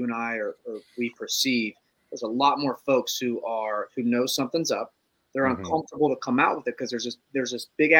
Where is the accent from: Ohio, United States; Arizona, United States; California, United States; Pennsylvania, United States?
Ohio, United States; we're from Ohio and we're all slower